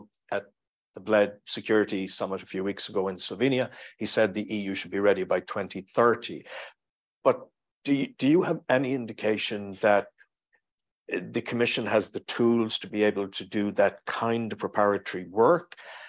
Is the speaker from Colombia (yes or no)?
no; Maynooth, Leinster, Ireland; although I come from Maynooth, I am not a great fan of sermons